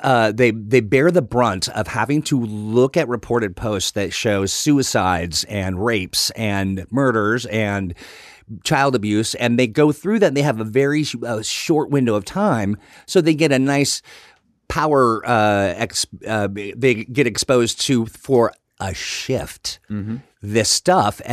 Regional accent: Sumner, Washington, United States; also born or lived in Puyallup, Washington; born in Puyallup, raised in Sumner

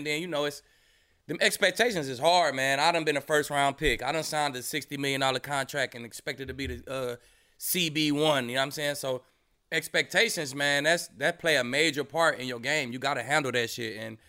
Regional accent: Texas, United States; I'm from Texas. So I know I'm from Texas. I'm from Texas.

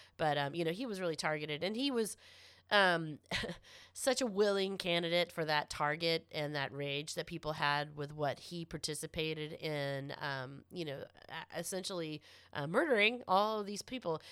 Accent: Florida, United States; I am from Florida

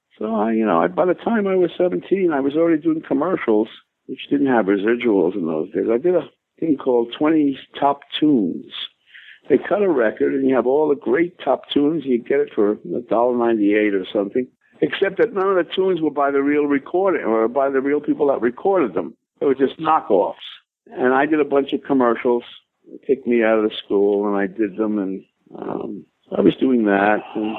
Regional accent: New York, United States; I came from New York

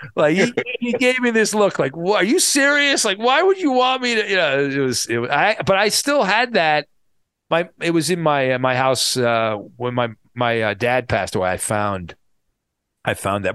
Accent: Orange County, California, United States; I grew up in Orange County, not far from the Big A where the Angels play

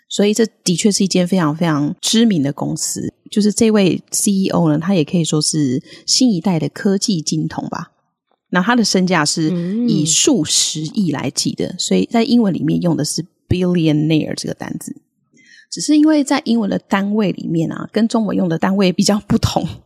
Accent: Taiwan; accent: Taiwanese; 我们的可爱的台式发音

